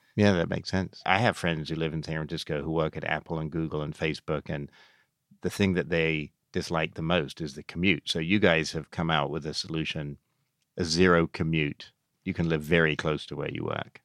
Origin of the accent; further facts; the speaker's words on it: England, United Kingdom; moved away; Growing up in England, there were three American T V programs we watched